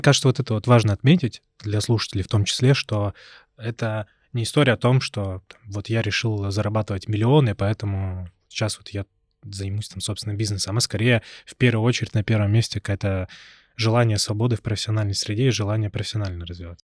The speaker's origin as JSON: {"language": "Russian", "town": "Perm", "region": "Perm Krai", "country": "Russia", "tie": "born or raised there", "moved": "yes", "said": "в своем родном городе, я вот из Перми"}